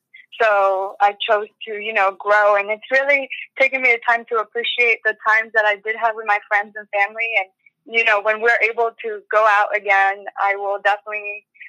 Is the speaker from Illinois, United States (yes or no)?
no; Orlando, Florida, United States; also born or lived in Venezuela / Virginia; I was born in Venezuela. {S0} Oh, wow. {S1} And I moved to the United States when I was 9 years old. And we first lived in Virginia, but then when I was about a middle schooler, sixth grade, I moved to Orlando.